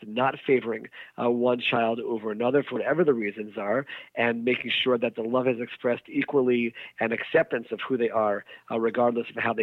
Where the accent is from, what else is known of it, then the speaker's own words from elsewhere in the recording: United States; growing up in the United States